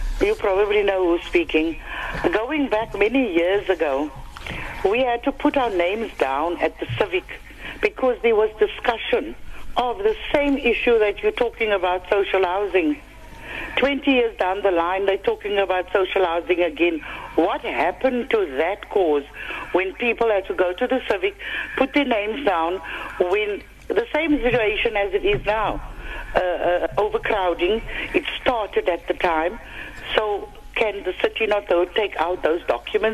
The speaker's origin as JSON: {"language": "English", "town": "Cape Town", "region": "Western Cape", "country": "South Africa", "also_born_or_lived": "District Six, Cape Town", "said": "I am from Bo Kaap"}